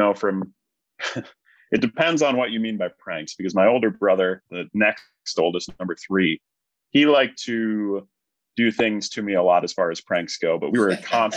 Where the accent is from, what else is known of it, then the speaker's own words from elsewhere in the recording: central New York, United States; we lived in central New York. So it was, like, very rural